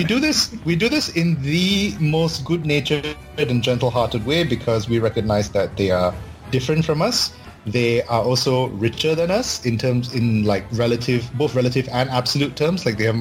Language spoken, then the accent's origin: English; Malaysia; I'm Malaysian. I grew up in Malaysia